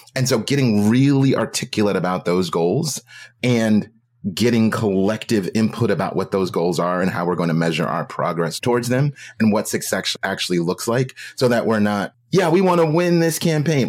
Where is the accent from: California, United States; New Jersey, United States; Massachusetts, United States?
California, United States; Oakland; I'm from Oakland